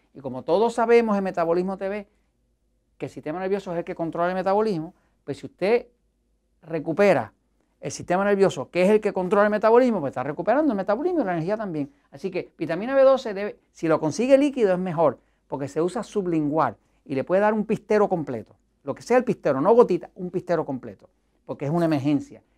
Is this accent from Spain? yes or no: no; Puerto Rico; en mi país, en Estados Unidos, en Puerto Rico